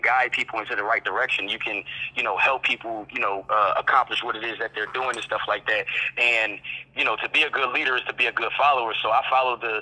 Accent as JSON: {"language": "English", "town": "Philadelphia", "region": "Pennsylvania", "country": "United States", "tie": "born or raised there", "moved": "as an adult", "lives_now": "Charlotte, United States", "said": "I'm actually from Philadelphia, Pennsylvania. That's where I grew up"}